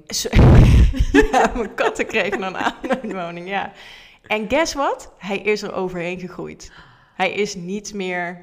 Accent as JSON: {"language": "Dutch", "country": "Netherlands", "also_born_or_lived": "Tilburg", "accent": "zachte G", "said": "misschien heb je het al gehoord aan mijn tongval, een beetje zachte G."}